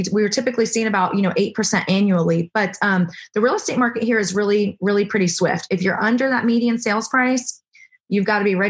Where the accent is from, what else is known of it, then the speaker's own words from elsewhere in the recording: Florida, United States; now in Texas, United States; I'm not from Texas. I'm from Florida